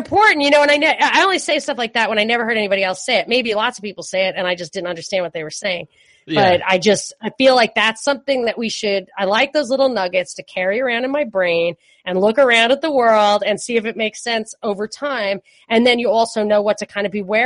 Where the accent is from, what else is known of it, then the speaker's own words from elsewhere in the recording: New York City, New York, United States; moved away as an adult; also born or lived in California; when I was growing up in New York